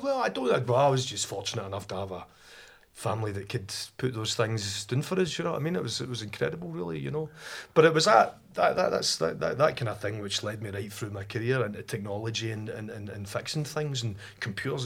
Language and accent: English; Rutherglen, Scotland, United Kingdom; I was brought up in Glasgow, in Rutherglen, uh, in a family that was half Catholic, half Protestant